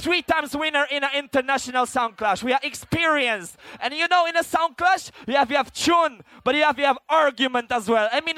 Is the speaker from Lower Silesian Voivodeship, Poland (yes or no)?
yes; Wrocław, Lower Silesian Voivodeship, Poland; We come from Poland. We come from Wroclaw